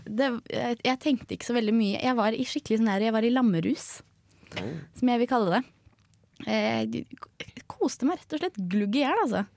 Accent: Oslo, Norway; now in Trondheim, Norway; Jeg kommer jo fra Oslo.

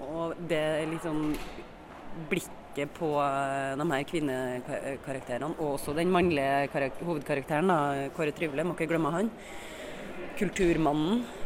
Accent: Trondheim, Trøndelag, Norway; Jeg er fra Trondheim.

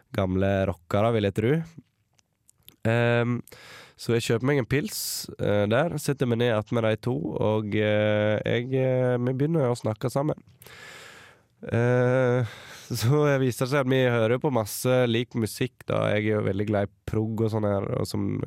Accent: Sogndal, Vestland, Norway; also born or lived in Lærdal; jeg kommer fra Sogndal

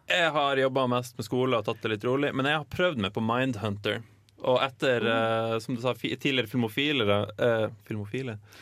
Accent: Lofoten, Nordland, Norway; Heim i Lofoten, der jeg er fra

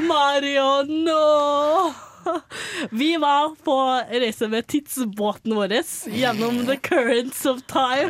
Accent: Trøndelag, Norway; i Trøndelagen, eller der jeg kommer fra

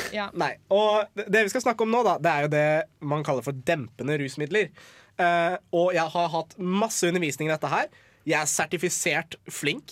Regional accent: Iran; jeg er iraner

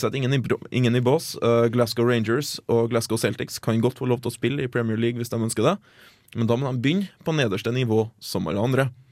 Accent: Norway

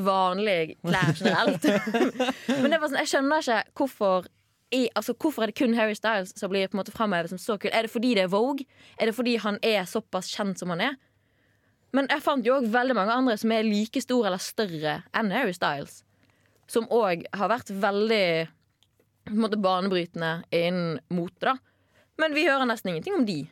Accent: Bergen, Vestland, Norway; now in Trondheim, Norway; hvis jeg for er hjemme i Bergen

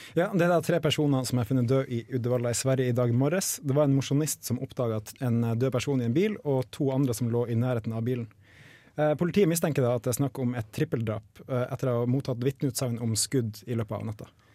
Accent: Nordreisa, Troms, Norway; now in Trondheim, Norway; Jeg er fra Nordreisa i Nord-Troms

